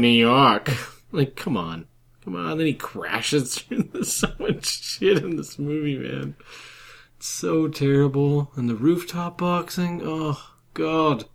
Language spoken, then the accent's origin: English; Canada; being Canadian